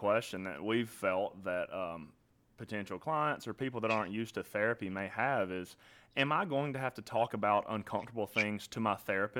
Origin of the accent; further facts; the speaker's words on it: Florence, Alabama, United States; moved away as an adult; now in Kentucky, United States; I'm from Florence, Alabama, and apparently, the way that I talk makes that very obvious